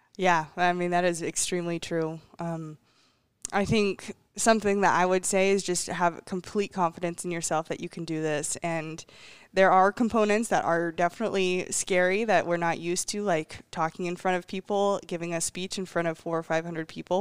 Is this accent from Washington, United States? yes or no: yes; Ellensburg, Washington, United States; I believe I've been to every single Ellensburg rodeo since I've, uh, for the last twenty-three years